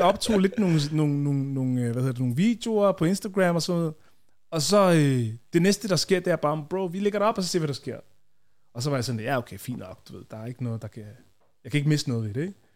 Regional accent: Copenhagen, Capital Region of Denmark, Denmark; jeg voksede op i Tingbjerg, øh, og så boede vi der, øh, til jeg var var jeg været måske 13-14

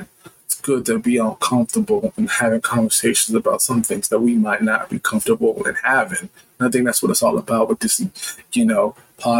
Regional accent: Reston, Virginia, United States; moved away as an adult; now in Ohio, United States; But I'm originally from Virginia, Newman, Virginia, exact. Grew up in Reston, VA

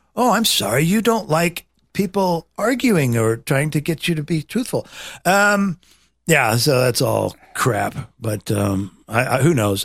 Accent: Nebraska, United States; I was raised in Nebraska

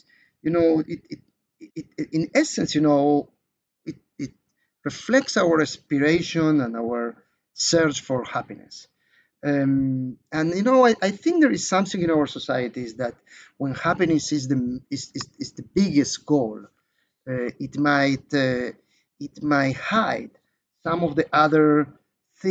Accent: Israel; in my home country, Israel

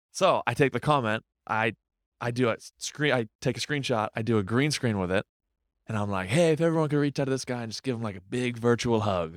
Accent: Windham, New Hampshire, United States; moved away as an adult; now in Boston, United States; I'm from Wyndham, New Hampshire.

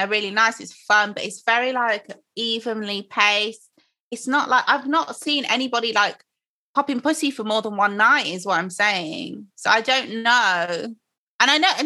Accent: Croydon, London, United Kingdom; I was born in Croydon

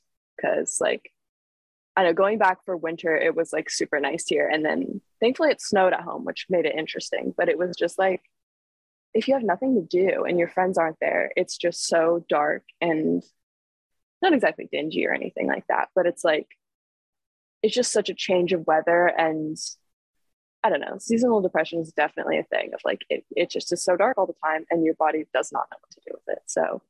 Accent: San Francisco, California, United States; born there; my grandma lived in Pebble Beach. I was born in San Francisco. So my family is all up and down the coast.

